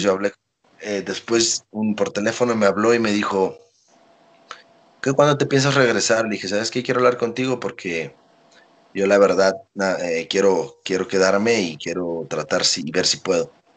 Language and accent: Spanish; Veracruz, Mexico; moved away as an adult; yo también soy de Veracruz